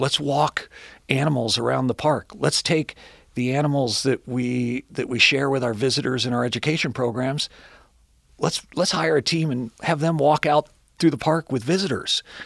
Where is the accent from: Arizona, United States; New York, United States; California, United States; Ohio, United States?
Ohio, United States; Cincinnati; I grew up here in Cincinnati. Um, grew up, uh, in Hyde Park